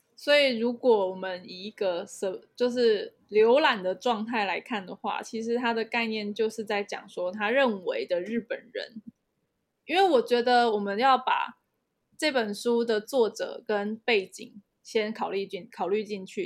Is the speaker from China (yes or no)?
no; Taiwan; 我们身为台湾人